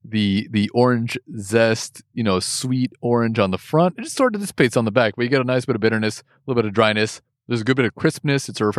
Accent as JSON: {"language": "English", "country": "United States", "tie": "born there", "said": "Because I'm American born."}